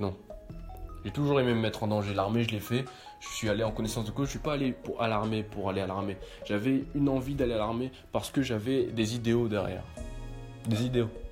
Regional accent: France; pour moi en tant que Français

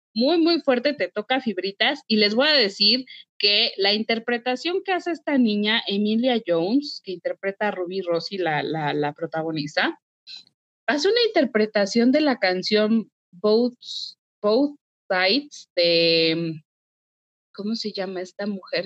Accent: Mexico; como mexicanos

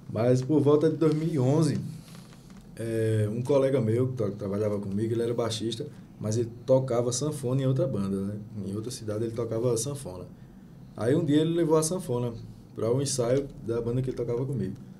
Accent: interior of Paraíba, Brazil; moved away as an adult; now in Recife, Brazil; eu sou da Paraíba, né? sou do interior da Paraíba

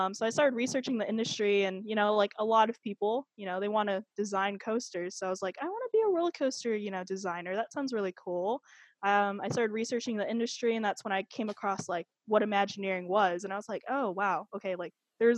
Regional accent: Virginia, United States; now in Florida, United States; So I'm actually originally from Virginia

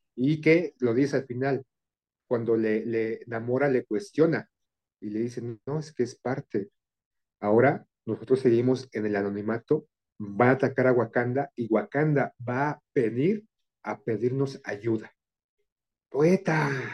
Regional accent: Mexico; como mexicano, como muchos mexicanos solemos ser

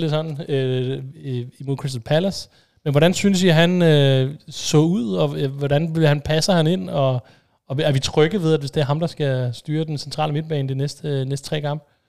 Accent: Denmark; som dansker

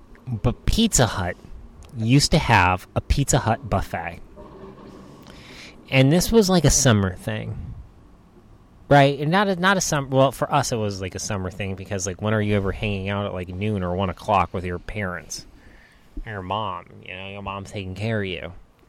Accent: New Hampshire, United States; also born or lived in Boston; I grew up in New Hampshire.

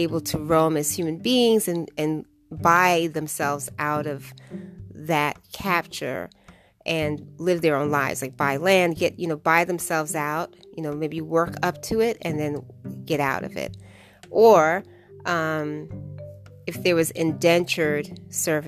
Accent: United States; I am African American

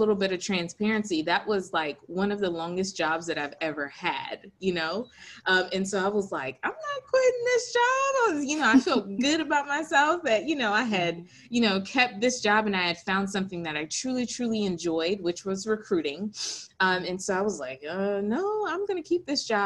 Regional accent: Hampstead, North Carolina, United States; I am originally from a country town called Hempstead, North Carolina.

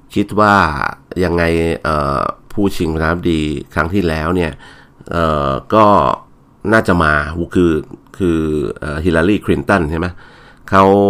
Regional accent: Thailand; พอบอกว่ามาจากที่ไหนบอกไทยแลนด์เนี่ยเขาเขาเขายังคิดว่าเรามาจากไต้หวันอยู่เลยฮะ

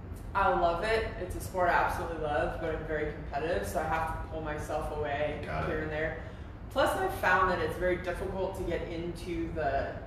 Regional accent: Albuquerque, New Mexico, United States; moved away; also born or lived in Denver, Colorado; I was born and raised in New Mexico, Albuquerque, New Mexico. And so I'm a desert kid. I grew up around ranches and horses and skiing and hiking and rock climbing and everything you do in the desert and mountains

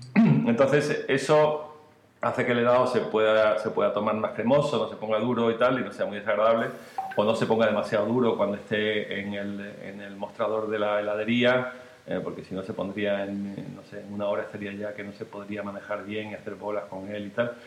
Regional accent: Marbella, Andalusia, Spain; nosotros somos de Marbella los dos

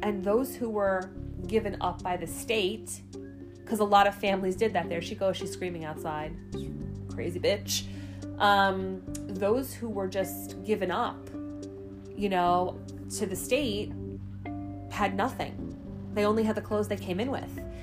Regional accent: New York City, New York, United States; I grew up in Staten Island my entire life

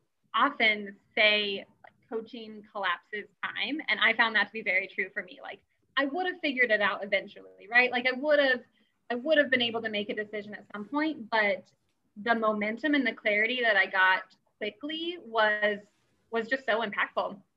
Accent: Gardner, Kansas, United States; moved away as an adult; also born or lived in Minnesota; I grew up in Gardner and I have older siblings and younger siblings that are still around the area.

